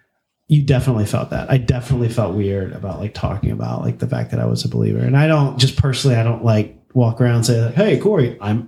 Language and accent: English; the South, United States; now in California, United States; So what was interesting for me, like moving out to California was, growing up in the South, you always hear of California as being like the devil's playground.